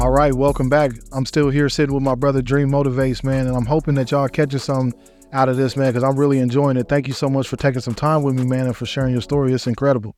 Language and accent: English; Denver, Colorado, United States; I'm from Denver, Colorado